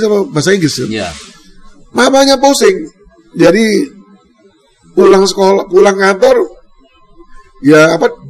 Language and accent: Indonesian; Indonesia; Saya asli Indonesia ya kan?